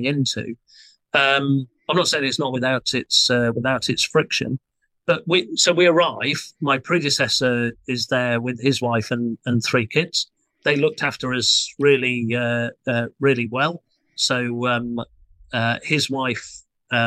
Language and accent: English; United Kingdom; us as British people